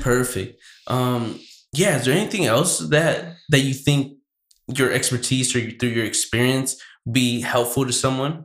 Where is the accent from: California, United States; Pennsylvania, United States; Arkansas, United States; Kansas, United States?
California, United States; Santa Barbara; I was born in Santa Barbara